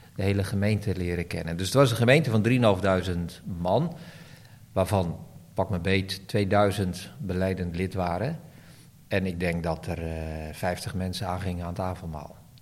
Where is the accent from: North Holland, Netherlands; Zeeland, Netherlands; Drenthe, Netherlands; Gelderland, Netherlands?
Gelderland, Netherlands; Barneveld; ik groeide op in Barneveld